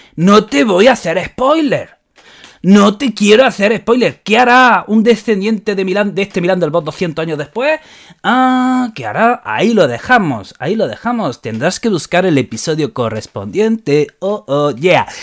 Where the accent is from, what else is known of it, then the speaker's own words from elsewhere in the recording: Spain; somos los españoles